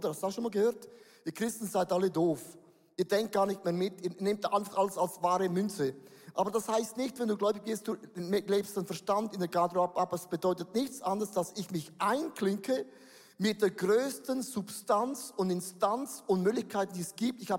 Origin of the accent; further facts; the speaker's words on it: Buchs, St. Gallen, Switzerland; ich komme aus Buchs. Wer kennt Buchs? Niemand kennt Buchs. Buchs ist da, wo der Rhein noch sauber ist, bevor er nach Holland kommt.